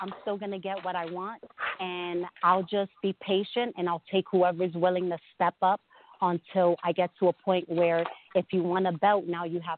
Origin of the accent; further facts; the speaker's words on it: New York City, New York, United States; I'm from Brooklyn, New York. You know, I'm from Bushwick, and I didn't think I was ever going to even leave my neighborhood